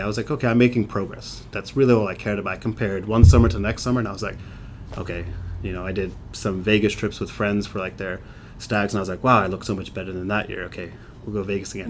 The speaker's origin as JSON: {"language": "English", "region": "England", "country": "United Kingdom", "tie": "born or raised there", "moved": "yes", "said": "I grew up in England"}